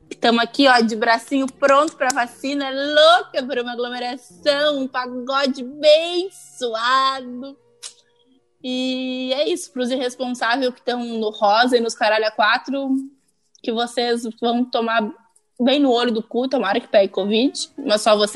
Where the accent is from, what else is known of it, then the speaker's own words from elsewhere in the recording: Brazil; eu sou brasileira